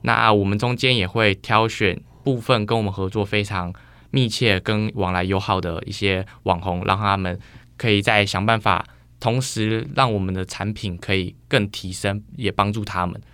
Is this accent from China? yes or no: no; Taiwan; moved away as an adult; also born or lived in United States; 我那时候刚好疫情状况回来台湾